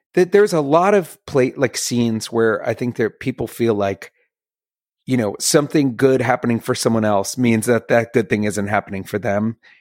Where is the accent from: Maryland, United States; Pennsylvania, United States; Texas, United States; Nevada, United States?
Maryland, United States; Bethesda; I grew up in Bethesda, Maryland, which is a nice little like, you know, I literally backs right up to DC